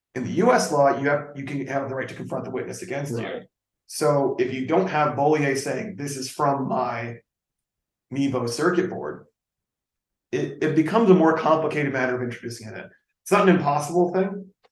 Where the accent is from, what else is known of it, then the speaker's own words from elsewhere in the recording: Texas, United States; when I was a kid growing up in Texas, like out here